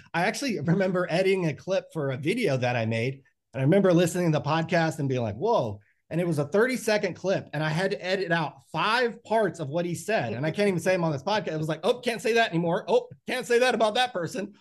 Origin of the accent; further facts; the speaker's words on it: Stockton, California, United States; growing up in Stockton, you're just constantly uh, presented with challenges and temptations